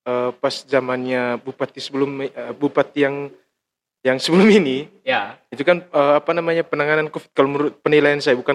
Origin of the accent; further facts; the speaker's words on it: East Nusa Tenggara, Indonesia; Karena kebiasaan kita orang Manggarai itu kita kan orang beretika tuh.